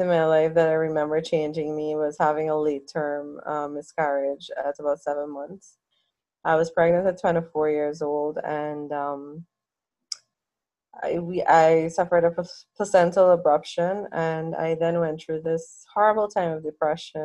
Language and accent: English; Guyana; growing up in Guyana was good for me